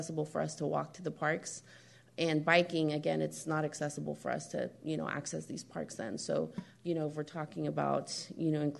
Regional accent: Marin County, California, United States; my experiences growing up in Marin County

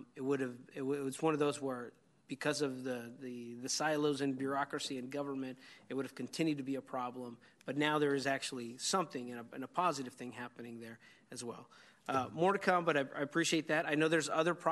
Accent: Yolo County, California, United States; I grew up out in Yolo County where we learned to swim in a canal

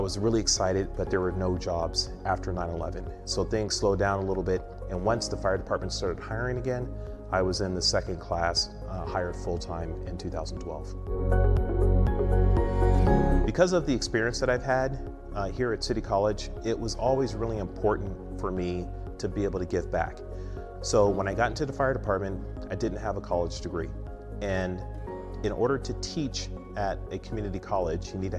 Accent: San Francisco, California, United States; I was born and raised here in San Francisco

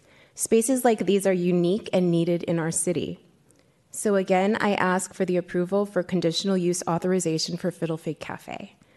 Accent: San Francisco, California, United States; I was born and raised in San Francisco. And as a fellow queer small business owner

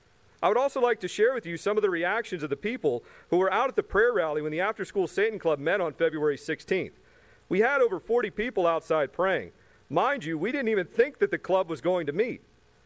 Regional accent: Chesapeake, Virginia, United States; I'm from Chesapeake.

